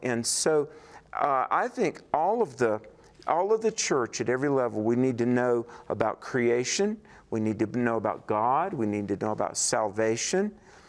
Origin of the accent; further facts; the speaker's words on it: the South, United States; and I'm sorry to say this, I was from the South